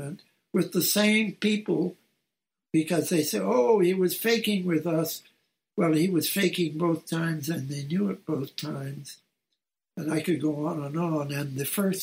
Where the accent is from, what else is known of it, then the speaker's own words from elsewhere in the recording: Montreal, Quebec, Canada; It involved a firm in Montreal, my hometown